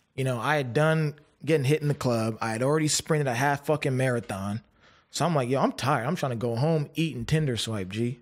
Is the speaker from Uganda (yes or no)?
no; Canada; I was from Canada